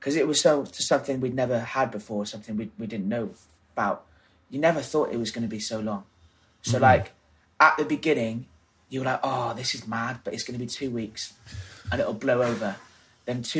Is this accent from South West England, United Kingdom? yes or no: no; South Wales valleys, United Kingdom; moved away as an adult; now in London, United Kingdom; I grew up in South Wales. The valleys, basically.